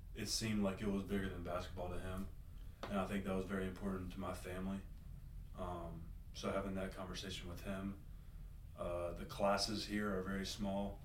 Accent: Greenville, South Carolina, United States; I'm from Greenville, South Carolina

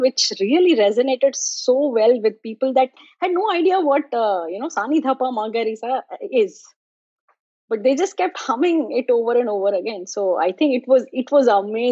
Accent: Mumbai, Maharashtra, India; now in South Florida, United States; I grew up in Mumbai

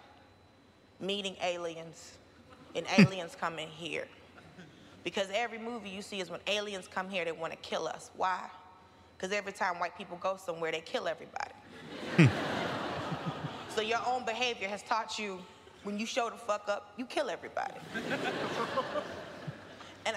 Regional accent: United States; I'm an American and a Christian.

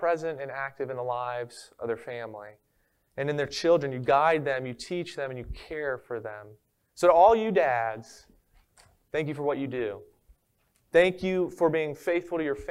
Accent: Maryland, United States; now in Florida, United States; I'm originally from Maryland

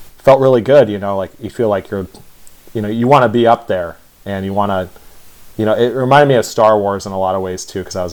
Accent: Las Vegas, Nevada, United States; I'm from Las Vegas, and I was born and raised out there

